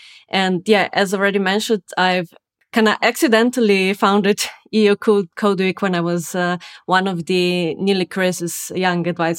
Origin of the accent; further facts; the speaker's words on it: Ljubljana, Slovenia; I come from Ljubljana, Slovenia.